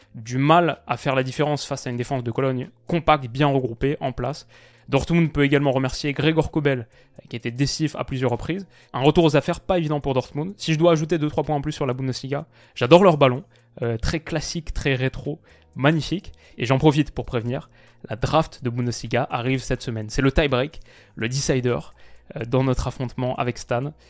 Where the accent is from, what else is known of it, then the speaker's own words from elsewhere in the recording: France; chez nous en France